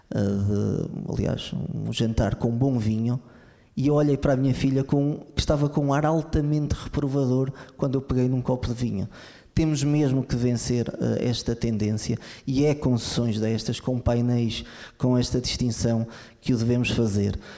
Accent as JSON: {"language": "Portuguese", "town": "Lamego", "region": "Norte", "country": "Portugal", "said": "eu sou de Lamego"}